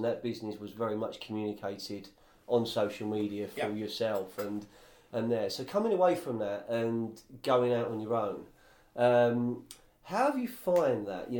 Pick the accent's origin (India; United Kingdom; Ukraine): United Kingdom; Fulham, London; I mean, I grew up the other end of Fulham Road, yeah. So I grew up in Fulham